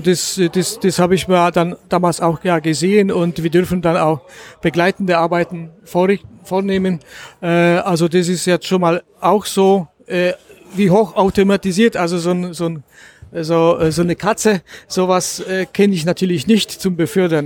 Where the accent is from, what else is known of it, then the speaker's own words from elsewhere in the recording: Gliwice, Silesian Voivodeship, Poland; moved away as an adult; now in Germany; ich komme äh, aus Oberschlesien, aus der Gegend Gleiwitz